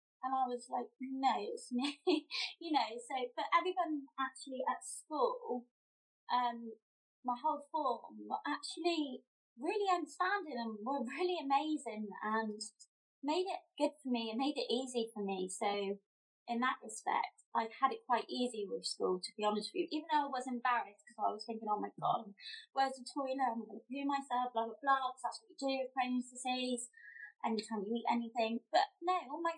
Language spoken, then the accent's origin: English; Somerset, South West England, United Kingdom; I come from Somerset